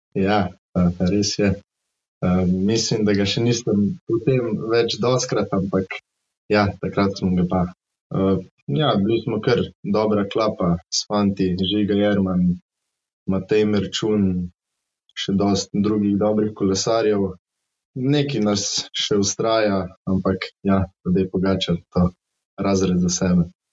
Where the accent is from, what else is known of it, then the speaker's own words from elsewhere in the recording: Mozirje, Savinja, Slovenia; prihajam iz Mozirja.